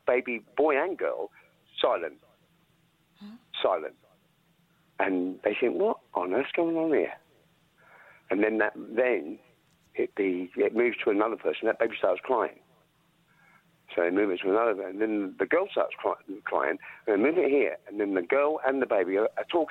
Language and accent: English; United Kingdom; I was 16, I come from the South